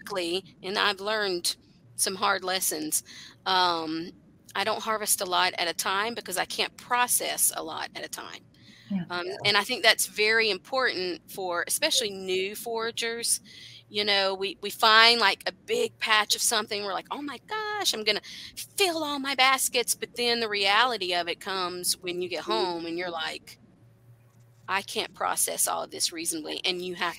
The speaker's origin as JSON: {"language": "English", "region": "South Carolina", "country": "United States", "tie": "born or raised there", "moved": "yes", "lives_now": "Appalachia, United States", "said": "I grew up in South Carolina"}